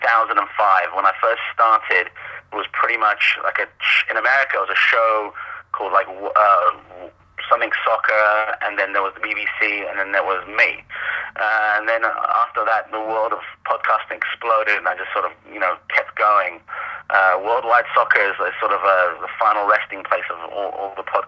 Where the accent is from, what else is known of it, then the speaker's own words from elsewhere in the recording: Wimbledon, London, United Kingdom; I'm from Wimbledon. So my team when I was younger, by geography, was AFC Wimbledon